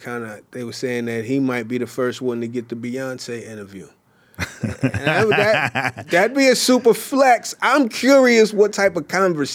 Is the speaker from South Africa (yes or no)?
no; Canada; I'm Canadian. You know, Canadians are nice people